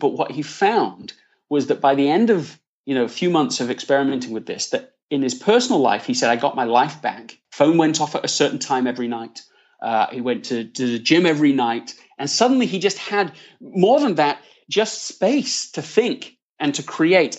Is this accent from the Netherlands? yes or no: no; Leeds, Yorkshire and the Humber, United Kingdom; accent: English; moved away as an adult; also born or lived in London, England / United States; now in California, United States; I was born in London, England, Uh, grew up in Leeds, in the north of England, and have spent the last fifteen years in the U S. I'm currently based in California.